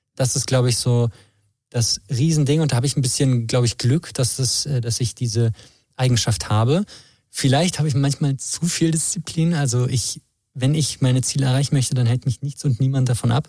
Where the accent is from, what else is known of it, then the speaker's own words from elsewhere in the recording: Berlin, Germany; moved away as an adult; now in Chemnitz, Germany; ich komme aus Berlin, ich habe hier studiert